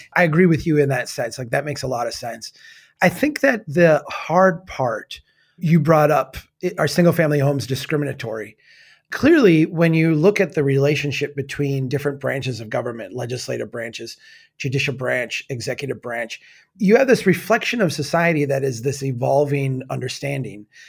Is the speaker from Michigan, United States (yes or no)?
no; Minnesota, United States; As a Minnesotan